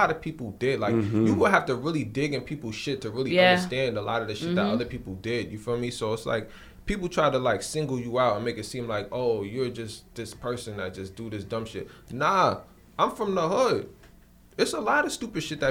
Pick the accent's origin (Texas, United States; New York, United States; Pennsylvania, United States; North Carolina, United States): New York, United States; New York City; I'm really from there